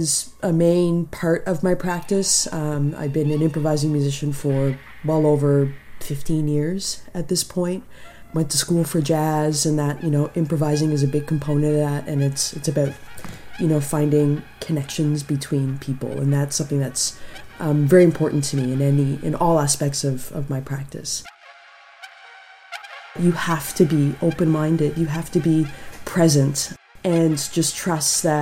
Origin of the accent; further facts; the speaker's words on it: Toronto, Ontario, Canada; now in New Brunswick, Canada; I was born and raised in Toronto, grew up in Scarborough.